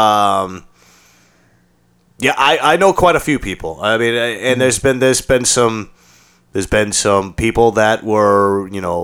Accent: Natick, Massachusetts, United States; also born or lived in Medway; first 13 years, grew up in Natick

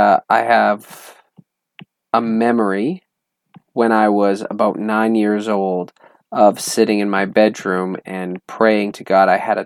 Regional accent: Alberta, Canada; moved away; I'm from Alberta, Canada.

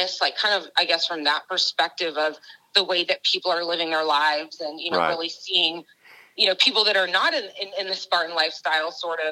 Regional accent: Atlanta, Georgia, United States; I'm from Georgia, so in Atlanta, I went to Georgia State on Hope Scholarship

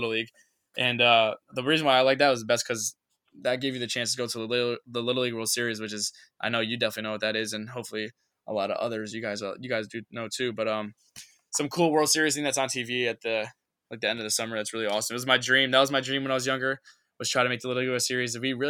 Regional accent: Norwalk, Connecticut, United States; I'm from Norwalk, Connecticut, which is down in like Fairfield County, next to Stanford and Bridgeport.

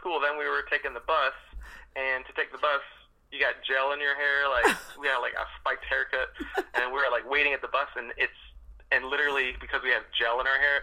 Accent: Albany, New York, United States; also born or lived in Boston, Massachusetts / Lawrence, Massachusetts; we were raised like a mix of Albany, New York, for 6 years

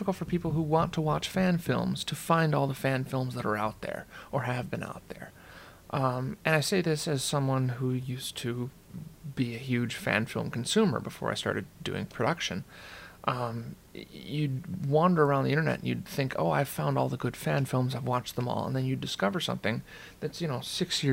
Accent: St. Paul, Minnesota, United States; I am from St. Paul, Minnesota

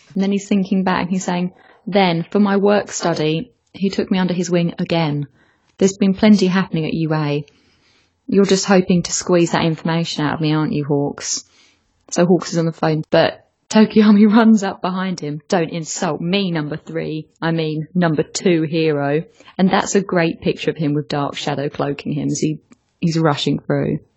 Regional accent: England, United Kingdom; I'm English

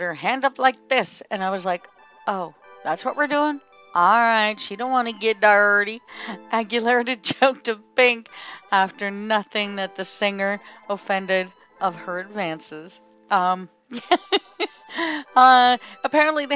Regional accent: Canada; I'm Canadian.

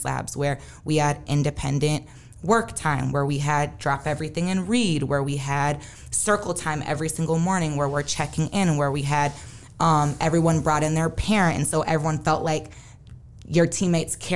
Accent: Saint Paul, Minnesota, United States; Growing up in Minnesota, I went to St. Paul Academy K through nine, and then I went to Central.

